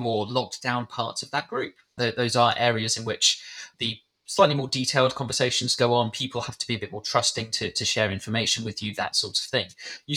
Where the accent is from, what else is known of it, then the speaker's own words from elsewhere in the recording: United Kingdom; I was British